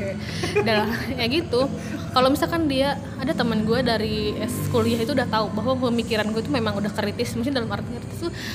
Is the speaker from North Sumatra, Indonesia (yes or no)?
no; Garut, West Java, Indonesia; sejak SMA by the way di Garut